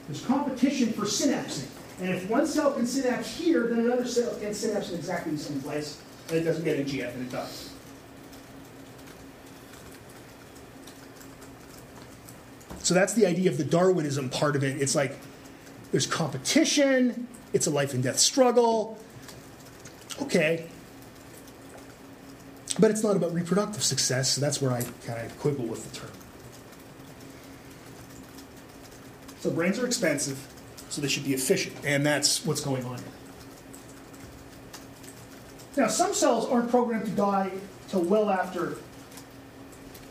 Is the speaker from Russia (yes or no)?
no; Quebec, Canada; accent: Quebec; my Quebec accent